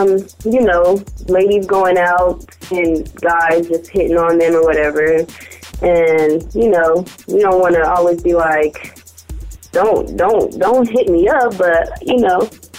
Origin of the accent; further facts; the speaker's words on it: Arizona, United States; now in Fresno, United States; I grew up in Arizona